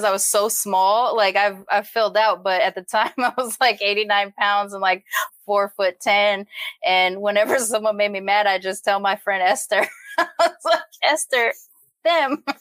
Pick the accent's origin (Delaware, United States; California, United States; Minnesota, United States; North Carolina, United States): California, United States; Long Beach; also born or lived in Massachusetts; now in Los Angeles, United States; I grew up in Long Beach in North Long Beach was, you know, predominantly hood area